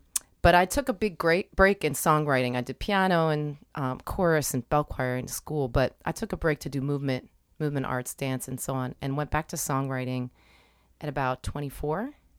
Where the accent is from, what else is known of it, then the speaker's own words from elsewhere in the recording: Pennsylvania, United States; I live in West Philly. Mm-hmm. I grew up in Delco.